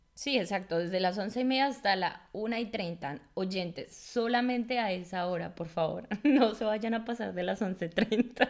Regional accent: Colombia; now in Germany; una colombiana

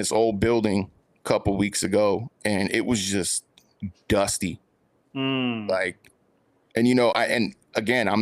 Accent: San Francisco, California, United States; I grew up in San Francisco, which is probably the closest thing you can get to the East Coast on the West Coast

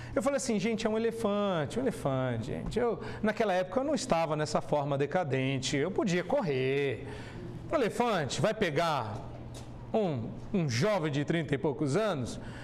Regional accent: São Paulo, Brazil; Eu nasci em São Paulo

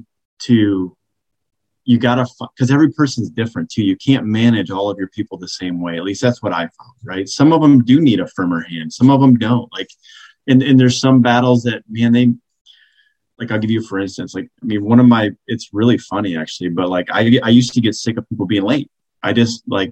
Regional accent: Michigan, United States; moved away; also born or lived in Chicago; I grew up in Michigan

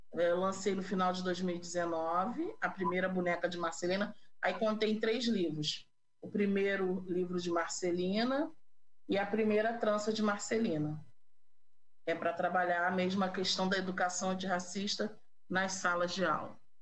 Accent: Rio de Janeiro, Brazil; also born or lived in Campo Grande, Rio de Janeiro; eu nasci em Senador Camará, uma favela do Rio de Janeiro

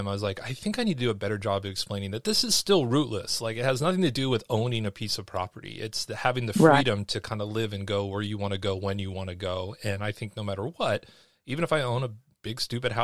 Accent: California, United States; moved away as an adult; I'm a Californian

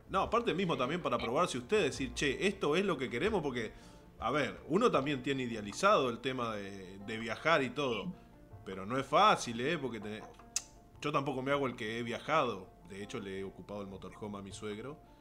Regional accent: Basavilbaso, Entre Ríos, Argentina; con Hernán somos del mismo pueblo, somos ambos de Basavilbaso

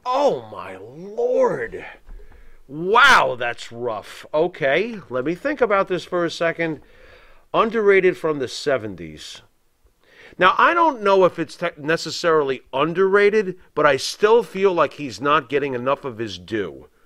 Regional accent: Long Island, New York, United States; growing up in New York during the early '80s

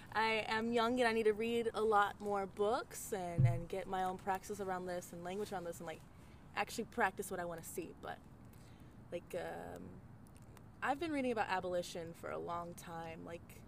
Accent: Arizona, United States; growing up in Arizona and like really getting deep

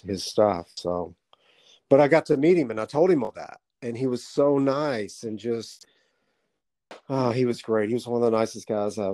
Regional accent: Southeast Arkansas, United States; I grew up in the South, in Southeast Arkansas.

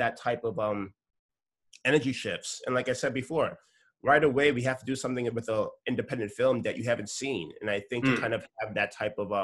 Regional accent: New York City, New York, United States; I come from New York City

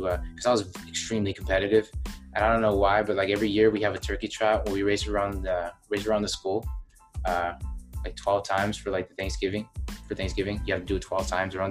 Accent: New Mexico, United States; now in Illinois, United States; I'm from New Mexico

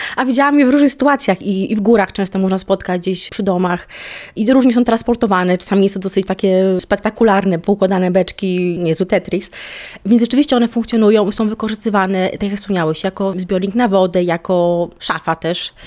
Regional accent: Poland; now in Cape Verde; jestem z Polski

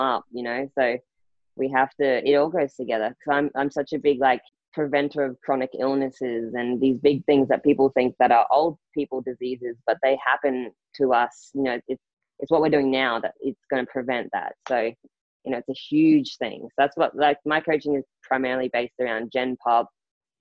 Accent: Rockhampton, Queensland, Australia; moved away as an adult; also born or lived in Townsville; I left my hometown in Rockhampton. So, you know, I went to Townsville

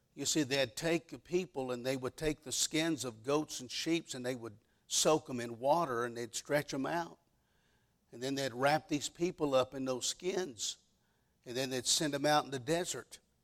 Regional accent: Dallas, Texas, United States; moved away as an adult; now in West Virginia, United States; I was born and raised in the Dallas, Texas area

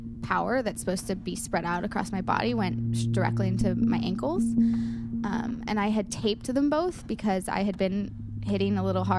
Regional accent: St. Louis, Missouri, United States; my goal was to be back by St. Louis because I really wanted to play my hometown

